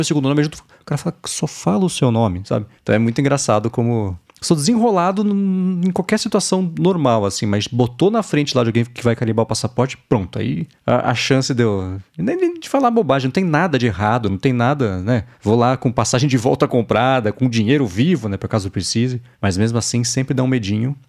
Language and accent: Portuguese; Brazil; Eu nasci no Brasil, eu sou brasileiro, família lá atrás, é do Líbano